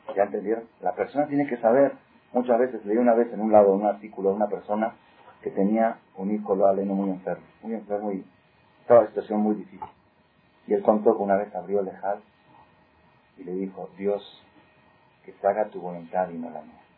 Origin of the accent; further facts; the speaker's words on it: Mexico; somos muy mexicanos